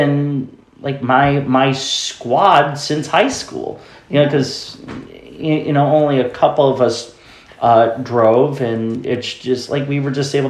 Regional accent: the North Country, New York, United States; when you're a disabled person growing up in the North Country where there are not a lot of resources

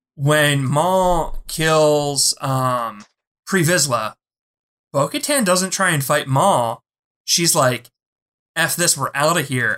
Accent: Philadelphia, Pennsylvania, United States; I'm from Philly.

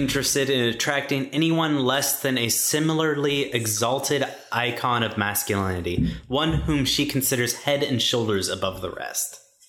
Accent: Boston, Massachusetts, United States; I'm from Boston. Have I never told anybody that?

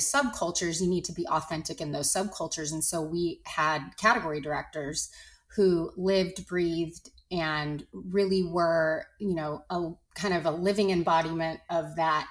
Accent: Los Angeles, California, United States; I grew up in Los Angeles in the 80s

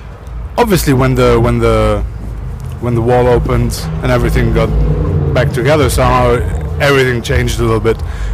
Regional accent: Cologne, North Rhine-Westphalia, Germany; I was born in Germany.

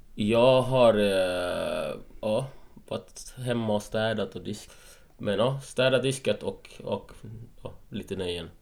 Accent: Malmö, Skåne, Sweden; moved away as an adult; also born or lived in Gothenburg / Ljungby / Helsingborg; Jag är uppvuxen i Malmö.

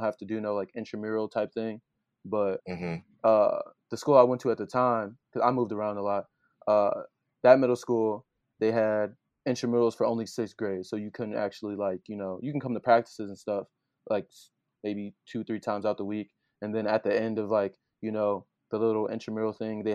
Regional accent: Joliet, Illinois, United States; now in Hannibal Park, United States; I'm from Joliet, but now I live in Hannibal Park

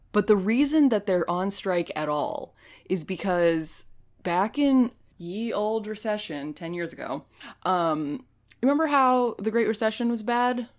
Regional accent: United States; I am not Canadian. I'm, I'm American

